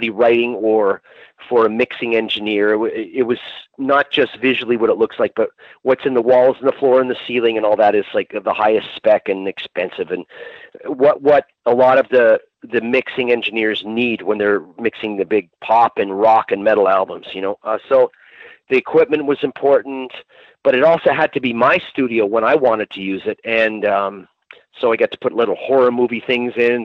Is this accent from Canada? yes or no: yes; Canada; moved away as an adult; now in United Kingdom; I moved here from Canada a couple years ago